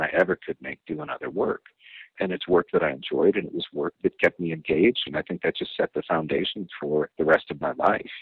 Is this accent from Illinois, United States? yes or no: yes; Rockford, Illinois, United States; I grew up in Rockford, Illinois